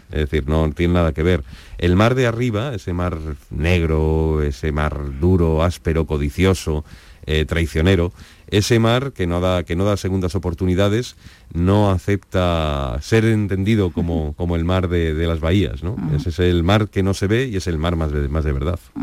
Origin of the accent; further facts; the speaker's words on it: Madrid, Community of Madrid, Spain; yo soy de Madrid